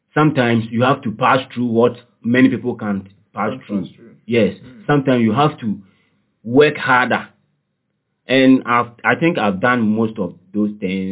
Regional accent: Nkawkaw, Eastern Region, Ghana; moved away; also born or lived in Cape Coast; I grew up in Koko, in the eastern region. Okay. That is Kwau

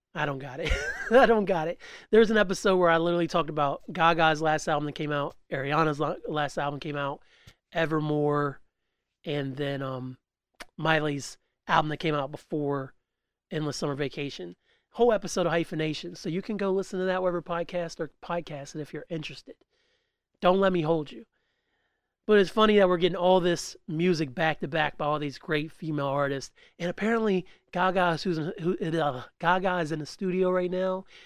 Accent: West Virginia, United States; I'm from West Virginia

